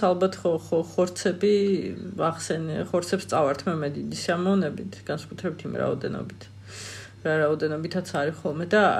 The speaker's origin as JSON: {"language": "Georgian", "country": "Georgia", "tie": "born or raised there", "also_born_or_lived": "Tbilisi"}